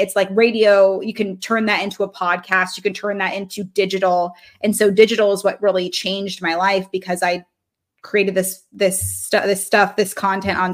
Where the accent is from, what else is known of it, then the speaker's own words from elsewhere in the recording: Reno, Nevada, United States; also born or lived in Baltimore, Maryland; I'm from Reno. So we're living in Reno